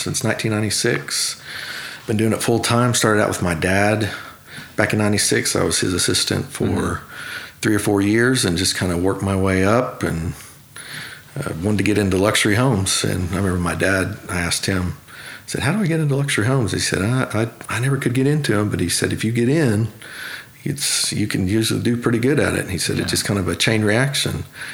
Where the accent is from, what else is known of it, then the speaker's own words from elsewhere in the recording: Oklahoma City, Oklahoma, United States; I grew up actually in Oklahoma City, right on the verge of Bethany